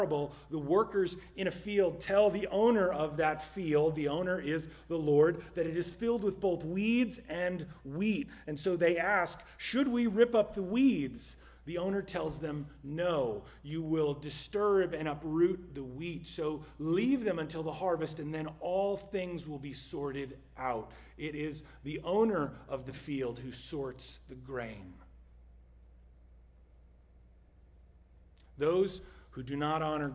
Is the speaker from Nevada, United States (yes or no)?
no; New Jersey, United States; my home state of New Jersey